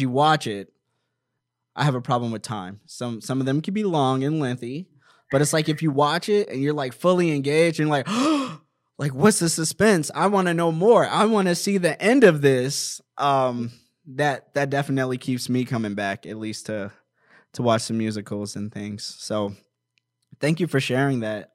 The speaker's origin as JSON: {"language": "English", "region": "Maryland", "country": "United States", "tie": "born or raised there", "also_born_or_lived": "Washington, D.C.", "moved": "yes", "lives_now": "Apple Valley, United States", "said": "I'm originally from Washington, D C, and I grew up in Maryland"}